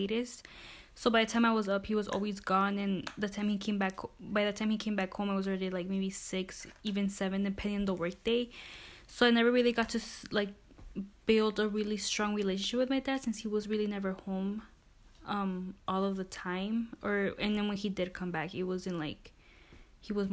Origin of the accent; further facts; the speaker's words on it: Milwaukee, Wisconsin, United States; I'm also from Milwaukee, born and raised.